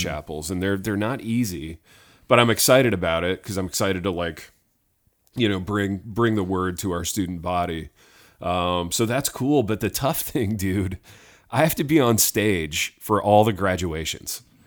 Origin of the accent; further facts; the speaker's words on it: Indiana, United States; growing up in Indiana